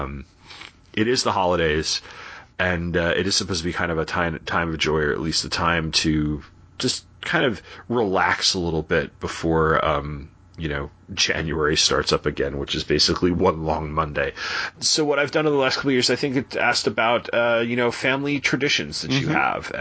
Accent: Sayville, New York, United States; now in Charlottesville, United States; I come from Sayville is a, for Long Island, it's a pretty small town on the South Shore

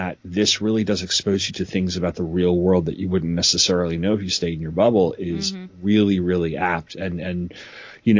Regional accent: New York, United States; I was raised in New York

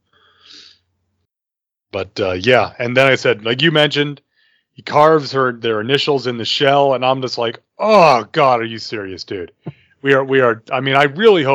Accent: the South, Southern United States, United States; born or raised there

